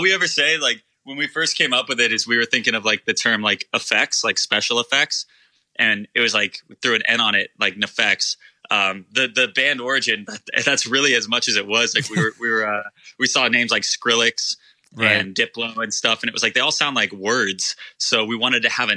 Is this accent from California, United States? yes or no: yes; Irvine, California, United States; also born or lived in Long Beach, California; I was raised in Irvine. So OC, born and raised